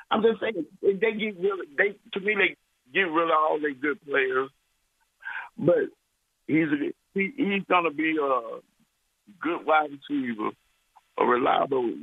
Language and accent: English; Birmingham, Alabama, United States; I'm from Birmingham, Alabama.